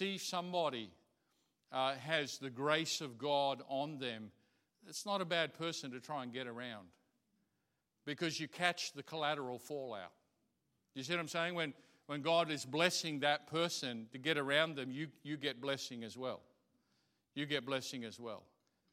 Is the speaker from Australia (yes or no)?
yes; Australia; I'm Australian. I love this place. I see other places, but I'm of this place